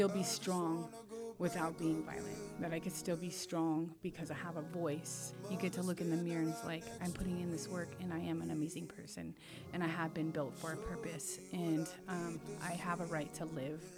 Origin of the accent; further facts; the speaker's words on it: Madras, Oregon, United States; also born or lived in Culver, Oregon / Warm Springs Reservation, Oregon; now in Warm Springs, United States; I grew up in Madras and Culver. Grew up in Madras, rode horses, did rodeo and all